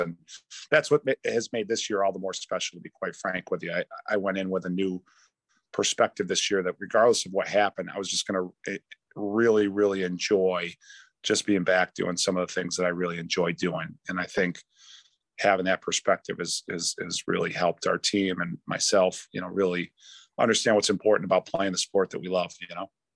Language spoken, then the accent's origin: English; New York, United States; I'm a New Yorker.